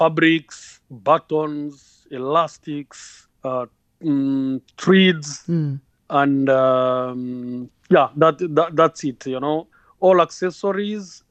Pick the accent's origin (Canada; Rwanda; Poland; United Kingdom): Rwanda; I'm from Rwanda and I'm in two sectors